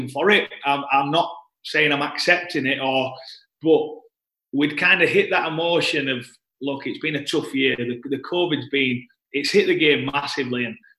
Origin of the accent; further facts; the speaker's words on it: Leeds, Yorkshire and the Humber, United Kingdom; being captain of my hometown club